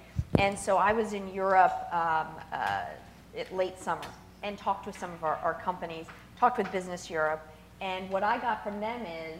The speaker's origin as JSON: {"language": "English", "country": "United States", "said": "being an American"}